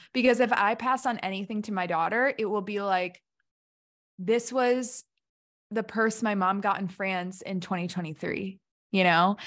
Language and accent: English; Hampshire, Illinois, United States; my hometown, Hampshire, Illinois